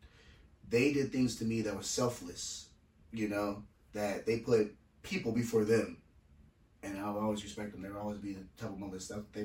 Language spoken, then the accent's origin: English; Federal Way, Washington, United States; I'm from Washington. This is where from Federal Way